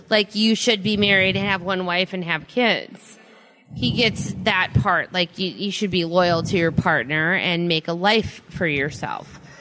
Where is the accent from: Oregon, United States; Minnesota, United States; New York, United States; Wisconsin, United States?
Minnesota, United States; Minneapolis; moved away; I'm from Minneapolis, which is very progressive.